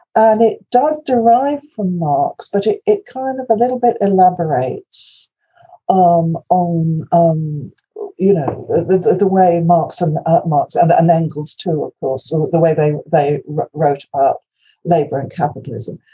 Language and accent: English; Wales, United Kingdom; first language Welsh; English is a second language; my native tongue is Welsh